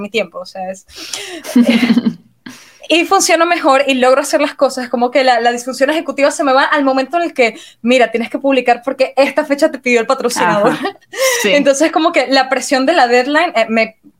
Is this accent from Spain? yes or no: no; Venezuela; moved away as an adult; now in Romania; yo emigré para acá, soy de Venezuela y todo el mundo en Venezuela emigra, yo también emigré